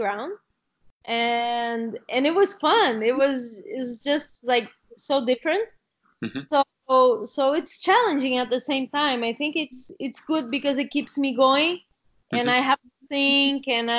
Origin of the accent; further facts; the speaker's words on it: Rio de Janeiro, Brazil; English is a second language; moved away as an adult; now in Catalonia, Spain; I come from Rio